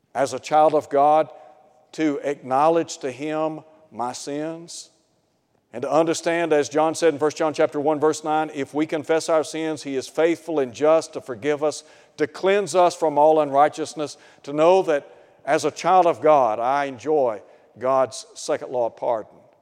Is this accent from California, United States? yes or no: no; Chattanooga, Tennessee, United States; I grew up in Chattanooga. And I lived in a suburb called East Ridge.